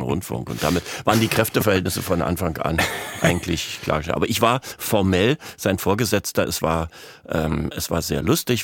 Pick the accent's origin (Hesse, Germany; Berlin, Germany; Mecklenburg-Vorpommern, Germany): Berlin, Germany; also born or lived in Münster, North Rhine-Westphalia; In Münster in Westfalen, aber mit drei Jahren ähm, sind meine Eltern von da nach Berlin gegangen. Und dann bin ich in Berlin aufgewachsen.